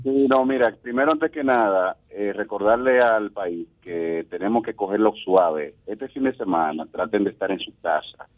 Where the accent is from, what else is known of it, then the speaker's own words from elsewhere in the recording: Dominican Republic; Nosotros, como dominicanos